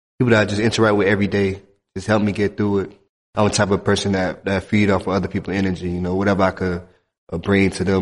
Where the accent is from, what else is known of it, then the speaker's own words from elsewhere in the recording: Miami, Florida, United States; growing up in Miami, it's a lot of talent everywhere.